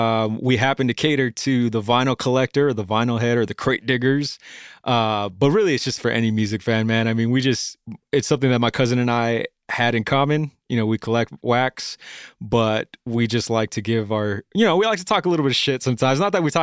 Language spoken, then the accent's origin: English; Bellflower, California, United States; Oh man, I'm a native Angelino, dude. I've been born and raised, dude. I was born in Bellflower and not too far from where we are right now at the moment